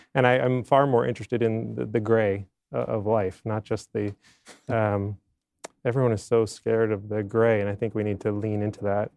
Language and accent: English; Maine, United States; moved away; I'm from Maine originally